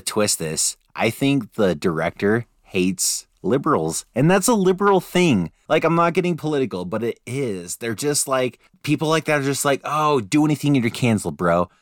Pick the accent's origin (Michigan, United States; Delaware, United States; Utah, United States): Utah, United States; we're from Utah